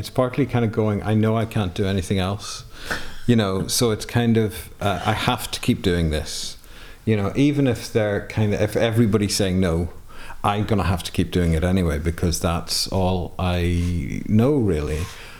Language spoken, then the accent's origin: English; Ireland; now in England, United Kingdom; have a stronger sense of myself as an Irish person and a European person. But I live in Britain, you know, I live in England, and my wife is English. My kids, I suppose, have a kind of dual nationality like I have.